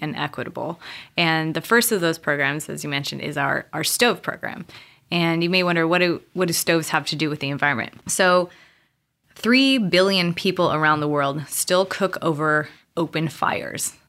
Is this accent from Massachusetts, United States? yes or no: no; Montana, United States; moved away as an adult; also born or lived in Cameroon; now in San Diego, United States; growing up in Montana